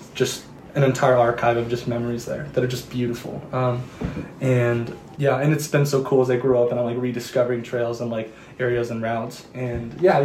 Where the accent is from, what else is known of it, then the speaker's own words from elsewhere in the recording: Lander, Wyoming, United States; Lander's been a great home to me